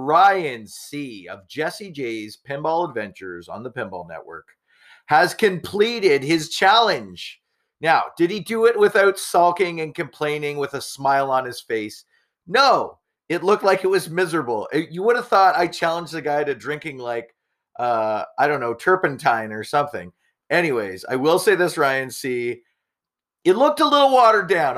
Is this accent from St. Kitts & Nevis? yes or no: no; Canada; being Canadian